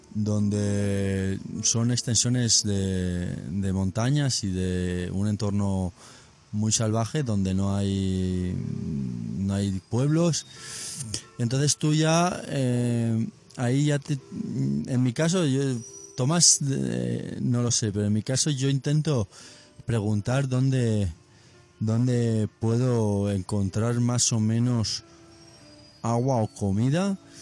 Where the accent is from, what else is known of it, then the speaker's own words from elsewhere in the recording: Benicarló, Valencian Community, Spain; Benicarlo, mi pueblo, un pueblo de Castellón.